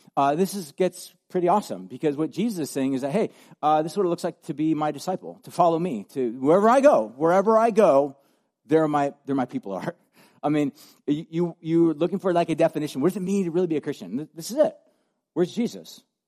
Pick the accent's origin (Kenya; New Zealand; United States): United States